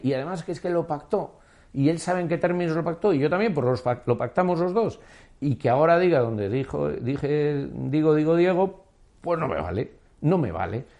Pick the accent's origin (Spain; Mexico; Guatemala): Spain; Basque Country; mi país